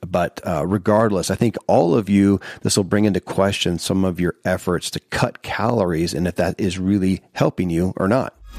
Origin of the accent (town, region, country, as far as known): Kentucky, United States; born or raised there